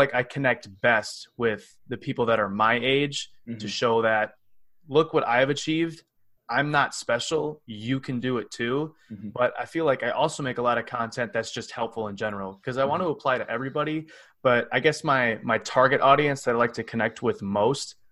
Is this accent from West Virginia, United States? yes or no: no; Cottage Grove, Wisconsin, United States; I come from Cottage Grove, Wisconsin, which is a little city outside of Madison